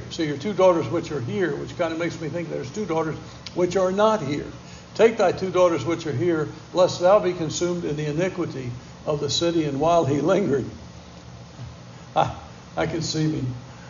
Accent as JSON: {"language": "English", "town": "Bronx", "region": "New York", "country": "United States", "tie": "born or raised there", "said": "man, growing up in the Bronx, I'd be afraid to just walk around the Bronx."}